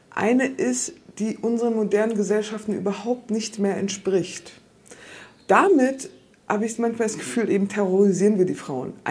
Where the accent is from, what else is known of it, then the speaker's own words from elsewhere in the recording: Rostock, Mecklenburg-Vorpommern, Germany; now in Lausitz, Germany; Ja, ich bin weggegangen, ich bin aus Rostock weggegangen. Ne? Und jetzt lebe ich in der Lausitz. ich jetzt eigentlich die ganze Zeit denken, eigentlich müsste ich wieder nach Rostock zurück, weil da komme ich ja eigentlich her.